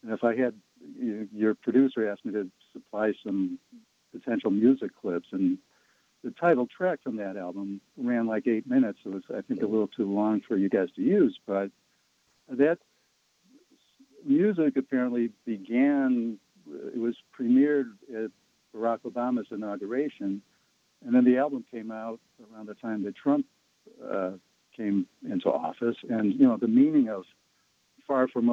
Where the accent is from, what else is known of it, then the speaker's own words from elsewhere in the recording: Chicago, Illinois, United States; I'm from the South Side of Chicago